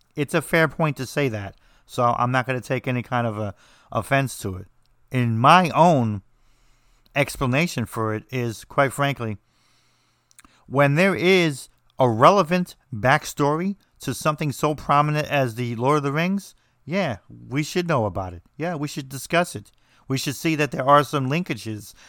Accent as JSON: {"language": "English", "region": "New Jersey", "country": "United States", "said": "I'm from New Jersey, so we say everything strange."}